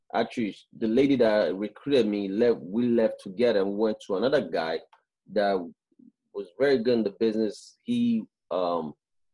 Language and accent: English; Nigeria; moved away as an adult; also born or lived in Canada; now in United States; I'm from West Africa, Nigeria, and I left Africa when I was 18 years old, and I moved to Canada first